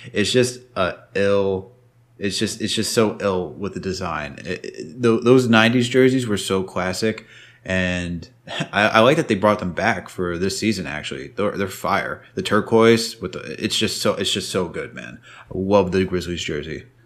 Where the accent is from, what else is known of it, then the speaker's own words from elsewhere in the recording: New York, United States; growing up in New York